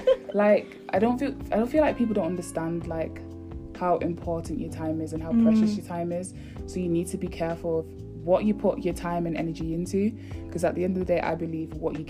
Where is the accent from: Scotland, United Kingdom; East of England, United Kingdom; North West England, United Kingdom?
North West England, United Kingdom; Manchester; from Manchester, and yeah, I'm happy to be here.